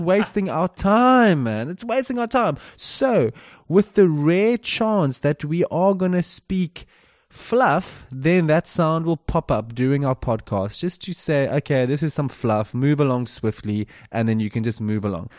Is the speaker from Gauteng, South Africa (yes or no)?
no; Cape Town, Western Cape, South Africa; moved away as an adult; also born or lived in England; I'm also born in South Africa, the beautiful South Africa, down in Cape Town